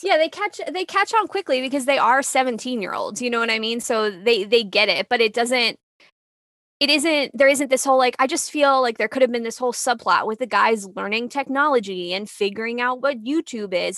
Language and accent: English; New York City, New York, United States; I grew up in New York, New York City, like, the punk scene